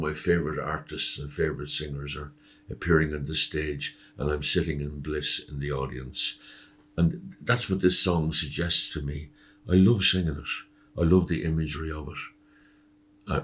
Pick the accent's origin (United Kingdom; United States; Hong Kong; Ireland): Ireland; County Kildare, Leinster; growing up in County Kildare